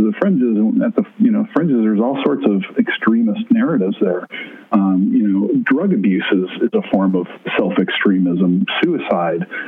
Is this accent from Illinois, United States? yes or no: yes; Blue Island, Illinois, United States; Started on the south side of Chicago in my hometown of Blue Island